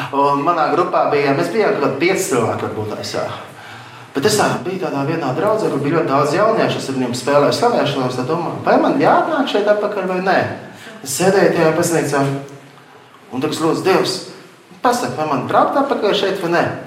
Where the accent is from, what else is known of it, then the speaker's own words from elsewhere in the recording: Latvia; Es no Latvijas esmu aizbraucis